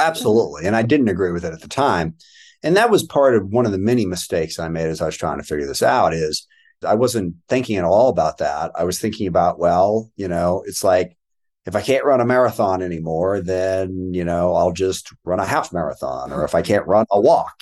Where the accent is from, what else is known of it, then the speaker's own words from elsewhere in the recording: Washington, United States; I was born in Washington, D C, but was raised out here by my adoptive parents